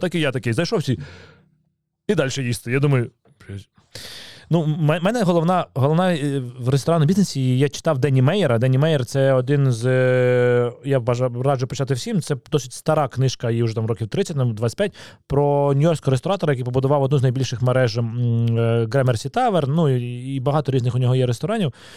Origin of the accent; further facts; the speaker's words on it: Kyiv, Ukraine; Я народився в Києві, в мене батьки з Києва